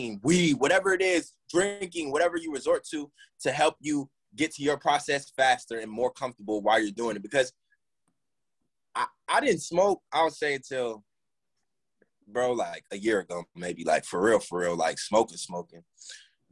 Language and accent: English; Gwinnett County, Georgia, United States; We all from Gwinnett, and I claim Gwinnett so hard